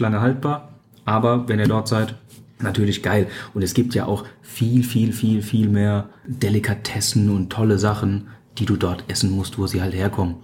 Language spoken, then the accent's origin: German; Odenwald, Hesse, Germany; also born or lived in Australia; Ich bin, wie gesagt, ja im Odenwald aufgewachsen